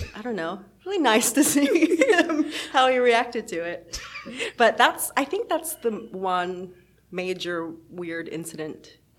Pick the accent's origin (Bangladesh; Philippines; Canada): Philippines; And I guess I'm Filipino, so I guess I've been mistaken for black before